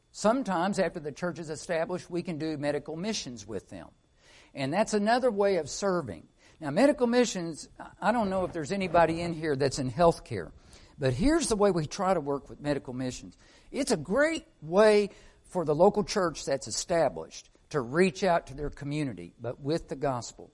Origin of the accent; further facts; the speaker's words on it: Arkansas, United States; I'm from Arkansas